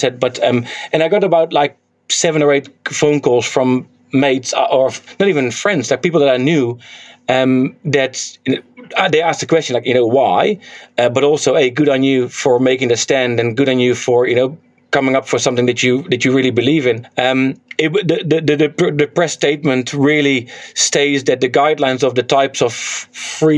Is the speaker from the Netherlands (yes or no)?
yes; Netherlands; now in New Zealand; I'm from Holland, from Netherlands